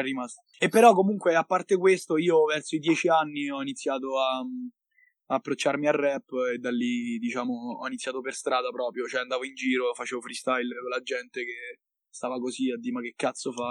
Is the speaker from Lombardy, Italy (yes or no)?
no; Monterotondo, Lazio, Italy; also born or lived in Milan; sono tornato a Monterotondo, quindi nella mia città natale.